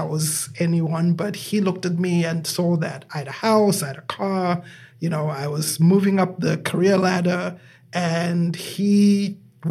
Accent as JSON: {"language": "English", "country": "Zimbabwe", "moved": "as an adult", "lives_now": "United States", "said": "I am originally from Zimbabwe. And I have been here in the United States. I came here in the year 2000. I was 26 at the time."}